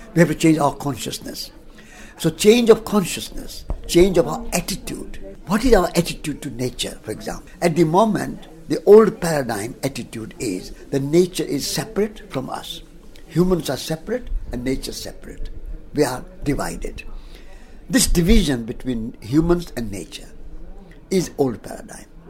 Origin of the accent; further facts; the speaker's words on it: Rajasthan, India; I was born in Rajasthan, in India